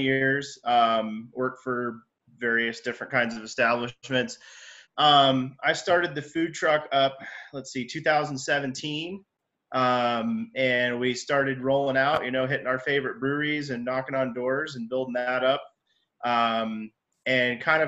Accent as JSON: {"language": "English", "region": "Western Pennsylvania", "country": "United States", "also_born_or_lived": "Colorado Springs / Northern Colorado", "moved": "as an adult", "lives_now": "Colorado, United States", "said": "I'm originally from Western Pennsylvania."}